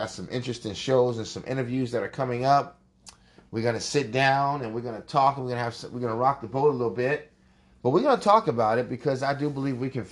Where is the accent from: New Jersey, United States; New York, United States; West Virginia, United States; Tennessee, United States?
New York, United States; I was born at Mount Sinai Beth Israel Hospital in Manhattan